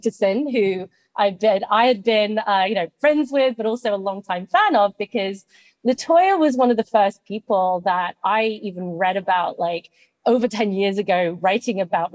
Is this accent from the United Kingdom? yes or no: yes; United Kingdom; moved away as an adult; now in United States; as you can tell from my accent, I grew up in the UK